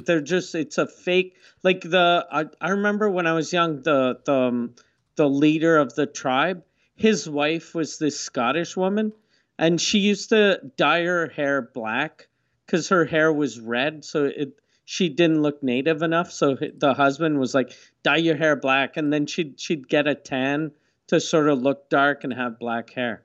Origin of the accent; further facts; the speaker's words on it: Quebec City, Quebec, Canada; I grew up in Quebec City next to, uh, it used to be called the Huron Village